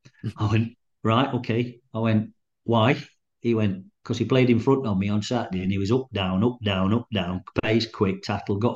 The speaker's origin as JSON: {"language": "English", "town": "Chesterfield", "region": "East Midlands", "country": "United Kingdom", "tie": "born or raised there", "said": "I was born and bred in Chesterfield."}